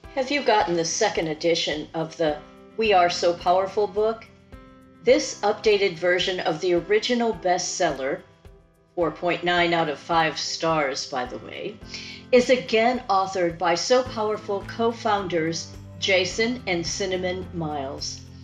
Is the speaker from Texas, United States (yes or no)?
yes; Houston, Texas, United States; Houston is my hometown